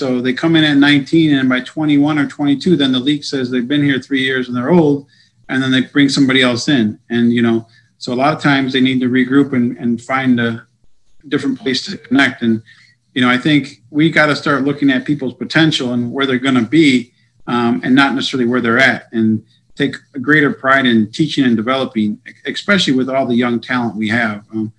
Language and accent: English; United States; And especially being American.